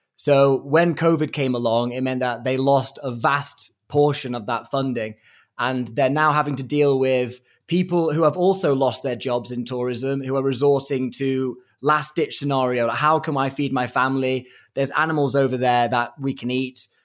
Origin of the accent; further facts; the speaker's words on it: Chester, North West England, United Kingdom; moved away as an adult; now in Kenya; I am from Chester